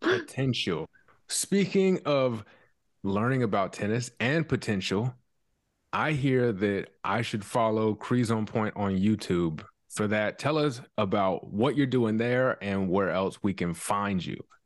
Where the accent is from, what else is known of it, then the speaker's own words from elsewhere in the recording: South Carolina, United States; I'm from South Carolina